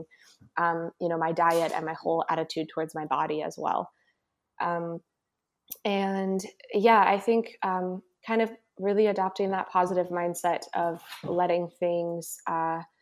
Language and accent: English; Santa Fe, New Mexico, United States; moved away as an adult; now in California, United States; I'm originally from Santa Fe, New Mexico, and I moved out to California to go to music school.